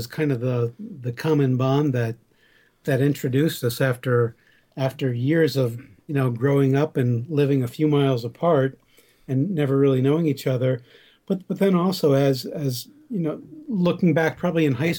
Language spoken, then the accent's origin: English; Southern Dutchess County, New York, United States; born or raised there